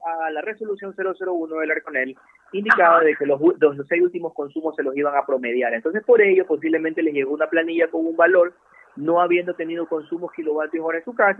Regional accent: Ecuador; nosotros como ecuatorianos

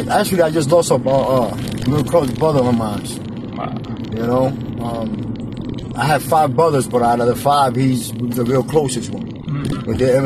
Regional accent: New York City, New York, United States; moved away as an adult; now in Philadelphia, United States; I grew up in Brooklyn, but I came here after 15 years.

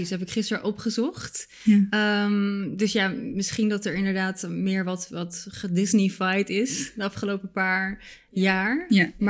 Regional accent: Bulgaria; born there; mijn ouders zijn allebei Bulgaars. En ik ben zelf ook geboren in Bulgarije.

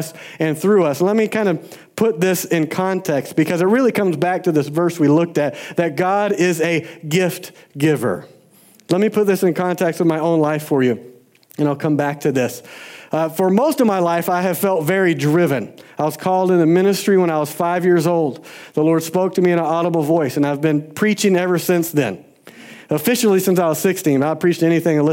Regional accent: Georgia, United States; I grew up in Georgia

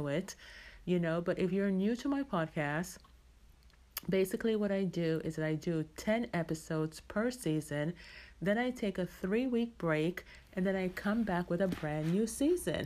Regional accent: Jamaica; now in United States; I am Jamaican, you know, born and raised there, even though I've lived in the States for many, many, many, many years.

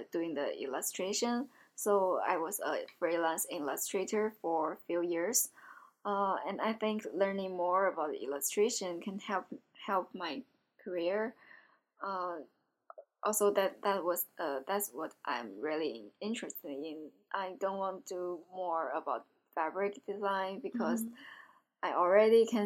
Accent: China; moved away as an adult; now in Savannah, United States; I'm from China

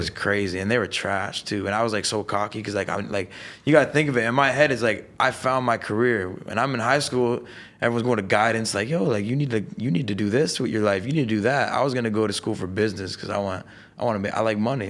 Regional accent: Niagara Falls, Ontario, Canada; moved away as an adult; now in Los Angeles, United States; I'm from Niagara Falls. I grew up in a town four deer, thirty thousand people.

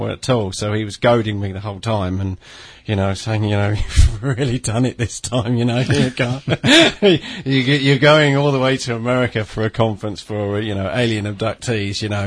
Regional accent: London, United Kingdom; I'm born and raised in London.

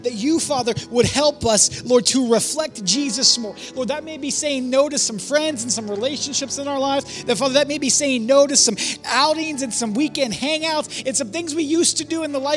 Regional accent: Warren, Ohio, United States; moved away as an adult; I'm from Warren

